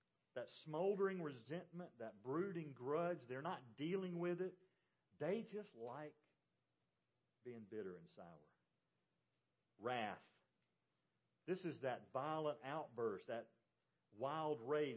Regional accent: Georgia, United States; also born or lived in North Carolina / South Carolina; I grew up in Georgia.

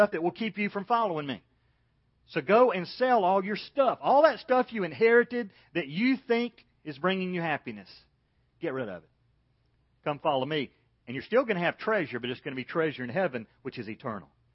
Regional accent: Macon, Georgia, United States; When I was growing up in Macon, Georgia

